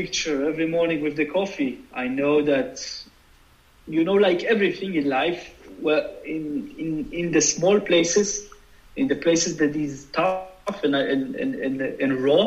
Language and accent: English; Jerusalem, Jerusalem District, Israel; I grew up in Jerusalem where, you know, buses were bombing and there was the second Intifada